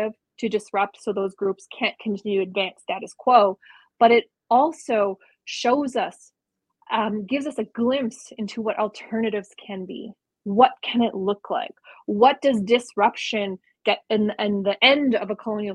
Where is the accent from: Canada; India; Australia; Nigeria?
Canada; who we are as Dene